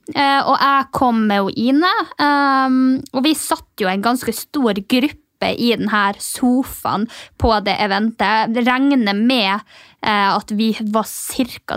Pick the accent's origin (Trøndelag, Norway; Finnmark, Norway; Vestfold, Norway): Finnmark, Norway; Mehamn; moved away; når jeg kommer hjem til Mehamn, da, eh, tettstedet der jeg kommer fra